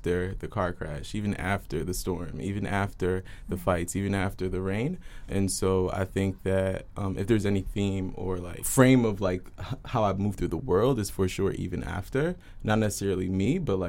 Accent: Philadelphia, Pennsylvania, United States; now in Seattle, United States; My parents are from Haiti. I'm from North Philly.

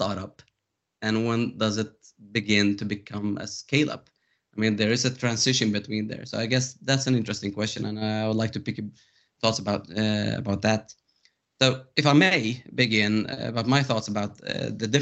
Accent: Stockholm, Stockholm County, Sweden; I'm from Stockholm, Sweden

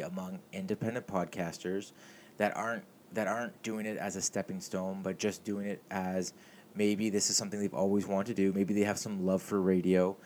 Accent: Mississauga, Ontario, Canada; I grew up in Streetsville in Mississauga

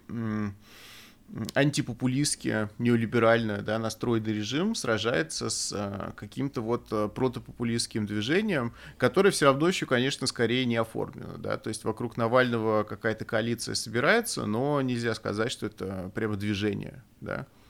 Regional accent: Russia; moved away; у нас на родине

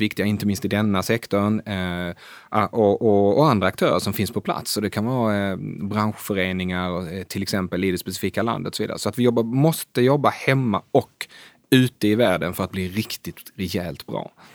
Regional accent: Sweden; moved away as an adult; also born or lived in Asia; now in Stockholm, Sweden; vara svensk i Asien

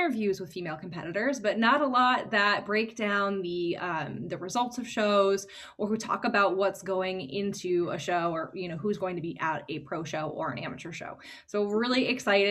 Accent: New England, United States; We're both from the New England area.

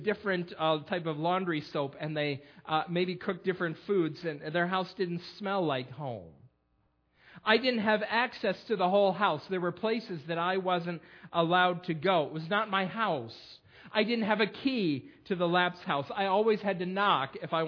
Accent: Perry, United States; I grew up in Perry on Fruit Street

